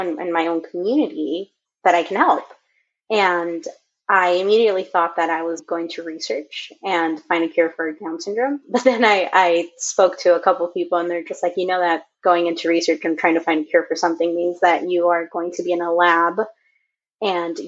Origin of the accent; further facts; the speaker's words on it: Los Angeles, California, United States; I grew up in Echo Park, which is a small community. Well, not so small. It's pretty big in LA.